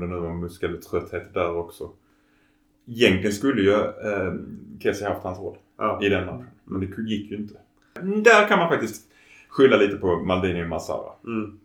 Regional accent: Sweden; vi är svenskar

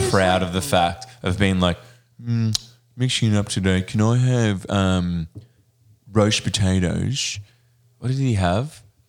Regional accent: Maine, United States; I'm from Maine and we put tomato squash on everything.

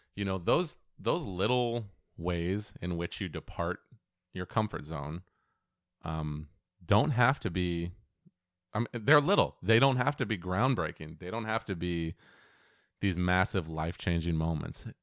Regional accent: Auburn, Washington, United States; growing up in Auburn, Washington

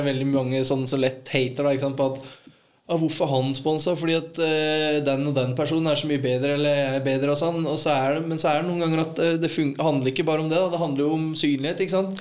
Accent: Ål, Buskerud, Norway; hjemme på Ål

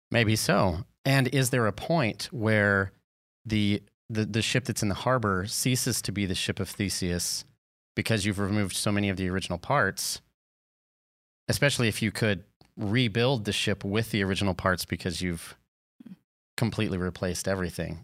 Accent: the South, United States; I'm from the South

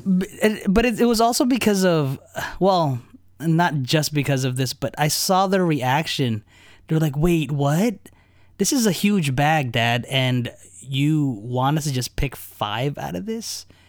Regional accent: New Jersey, United States; also born or lived in Chicago area; now in Chicago, United States; I grew up in New Jersey

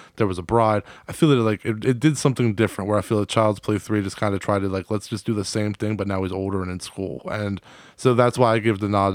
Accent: East Coast, United States; now in Delaware, United States; we're in Delaware, but you know we're from the East Coast

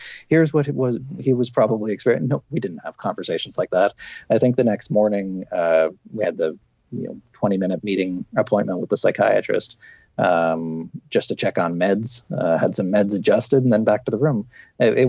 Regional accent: Canada; I grew up in a small town, a mining manufacturing town, which by the time I was growing up, all the mines and manufacturing had closed

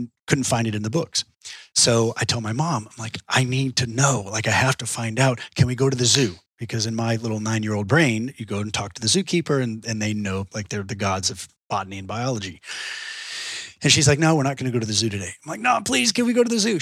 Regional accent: Austin, Texas, United States; I was born here in Austin and grew up in Texas my whole life.

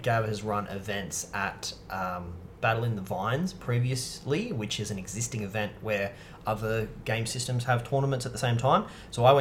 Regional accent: Newcastle, New South Wales, Australia; now in Melbourne, Australia; my hometown of Newcastle

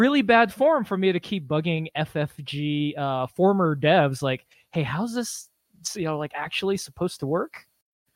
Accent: California, United States; I'm from California

